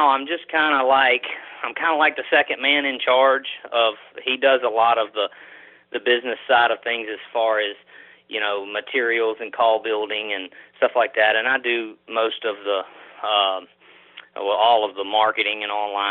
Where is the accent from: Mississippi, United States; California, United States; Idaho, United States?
Mississippi, United States; moved away as an adult; now in Louisiana, United States; I'm originally from Mississippi. I currently live in Louisiana, but right near the state line.